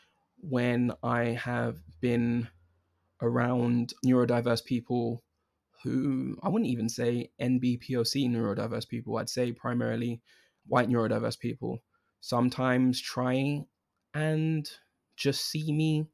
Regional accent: London, United Kingdom; I was born in London, born and raised in London

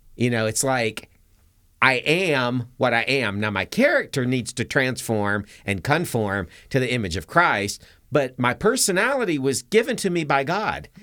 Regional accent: Atlanta, Georgia, United States; I grew up in Atlanta.

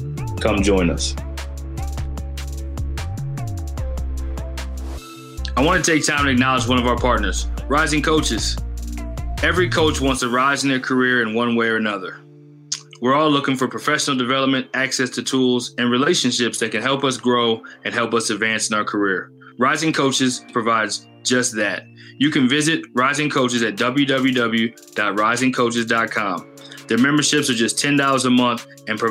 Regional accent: Plano, Texas, United States; We're both from Dallas. I graduated high school in the north, in Plano East

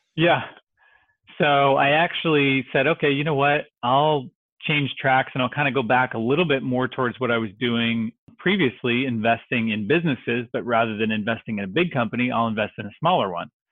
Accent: Dallas, Texas, United States; also born or lived in Dixon, Illinois; I grew up in North Dallas

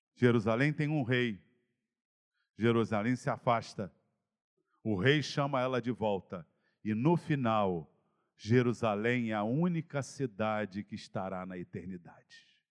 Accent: Campo Grande, Brazil; Na minha terra, você, ó, você até sai de Campo Grande, mas Campo Grande não sairá de você

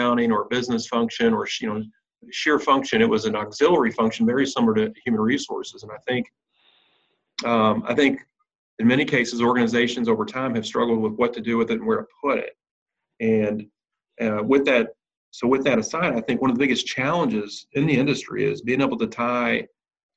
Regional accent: Louisville, Kentucky, United States; Louisville, Kentucky, my hometown

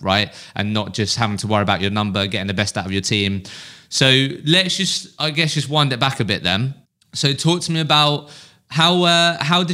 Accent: Eastbourne, South East England, United Kingdom; I'm from Eastbourne, so like the South Coast

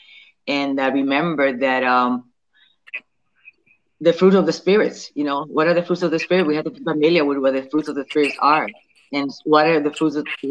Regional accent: Patillas, Puerto Rico; also born or lived in New York / Philadelphia; now in Delaware, United States; I am originally from Patillas, Puerto Rico, south side of the island. I reside in New York, Philadelphia, and I recently moved to Delaware.

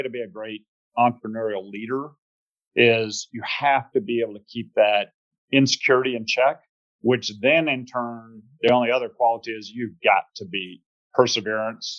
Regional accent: Plano, Texas, United States; accent: Texas twang and Georgia drawl; also born or lived in Georgia; So you hear a little bit of Texas twang and Georgia drawl. So born in Georgia, you know, really though, formative years were Texas in the Dallas area. So I went to a place called Plano Senior High

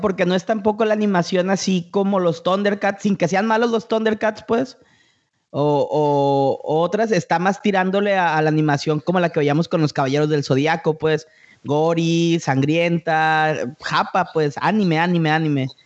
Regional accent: Mexico; a todos los que vivimos los noventas, la explosión del anime aquí en México

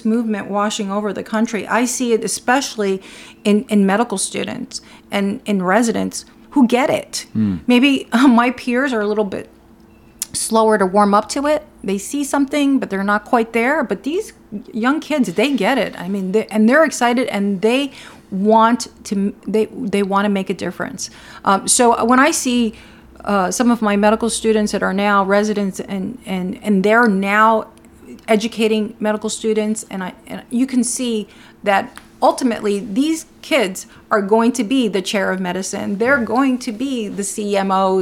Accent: Newark, New Jersey, United States; also born or lived in Cuba; I grew up my early life in Newark

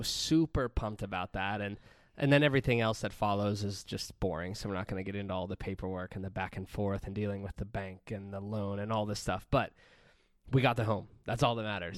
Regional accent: Pennsylvania, United States; moved away; we bought a house in Pennsylvania in my hometown

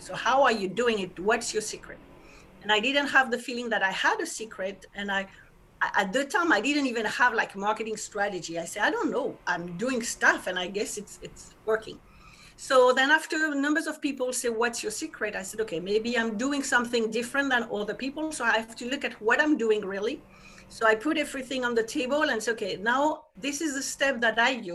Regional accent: France; accent: French; English is a second language; moved away as an adult; now in New York, United States; I'm French, and I guess people will hear it with my accent

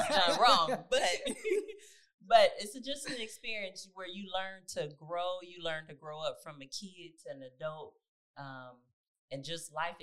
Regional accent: California, United States; moved away as an adult; now in Texas, United States; We're originally from California. We moved to Texas shortly after we got married.

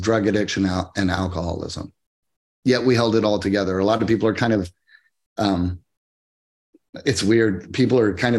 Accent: Midwest, United States; I grew up in where I grew up in the Midwest.

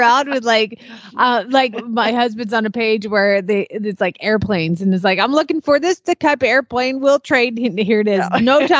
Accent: the South, United States; accent: Southern, Oklahoma; my accent, my Southern accent is tipping very Oklahoma these days because I hear it all the time.

